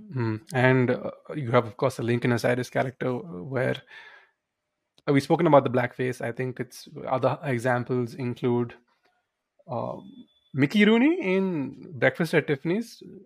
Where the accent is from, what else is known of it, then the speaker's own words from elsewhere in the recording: India; we grew up in Indian schools